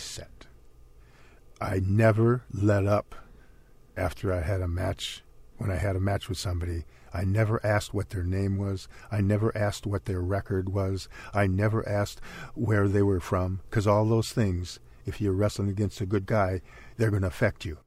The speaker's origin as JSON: {"language": "English", "town": "Princeton", "region": "Minnesota", "country": "United States", "tie": "born or raised there", "said": "my hometown is in Princeton, Minnesota"}